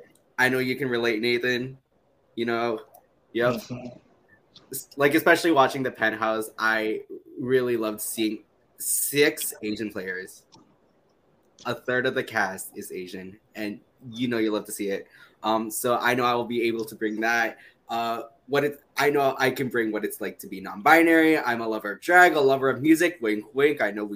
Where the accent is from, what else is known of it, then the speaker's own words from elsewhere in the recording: Toronto, Ontario, Canada; I'm from Toronto, Ontario, although Scarborough, depending on who's asking.